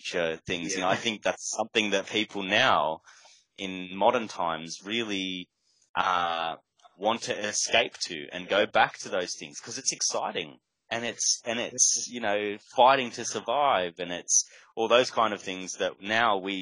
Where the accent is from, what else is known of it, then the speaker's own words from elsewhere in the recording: Australia; as an Australian